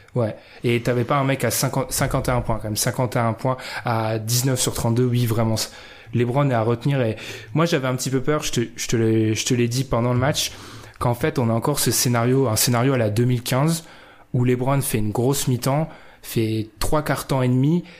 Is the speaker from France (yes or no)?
yes; France; Je suis français